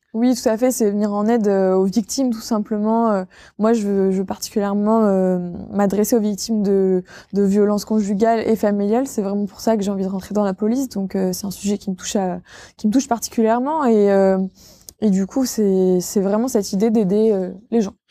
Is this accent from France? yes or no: yes; Villedieu-les-Poêles, Normandy, France; moved away as an adult; now in Caen, France; Moi, je suis originaire de Vidieu-les-Poils à la base